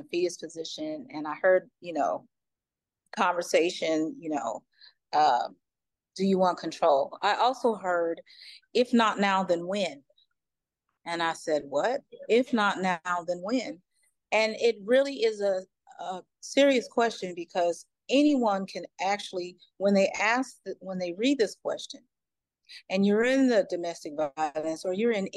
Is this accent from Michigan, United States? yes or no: no; Cincinnati, Ohio, United States; I'm from Ohio, by the way, Cincinnati